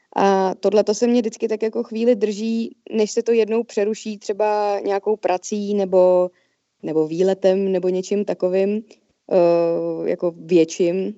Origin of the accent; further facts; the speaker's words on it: Czechia; jako Češi